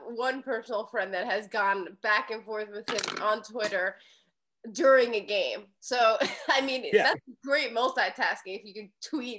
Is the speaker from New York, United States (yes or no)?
yes; New York, United States; I'm from New York